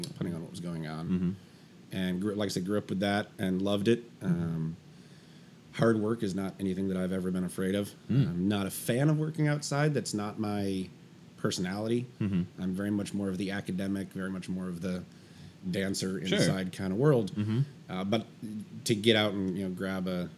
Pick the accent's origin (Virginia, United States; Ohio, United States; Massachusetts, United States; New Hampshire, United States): New Hampshire, United States; moved away; I grew up in New Hampshire